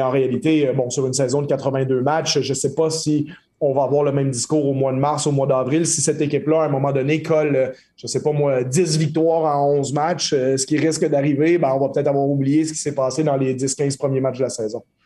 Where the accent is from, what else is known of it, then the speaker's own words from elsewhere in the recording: Quebec, Canada; en tant que Québécois